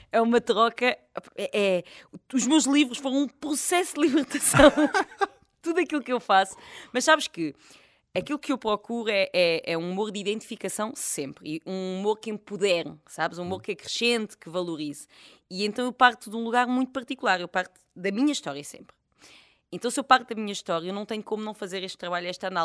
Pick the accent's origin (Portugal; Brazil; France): France; born there; Nasci em França, mas sabes que isto na altura não me ajudou nada.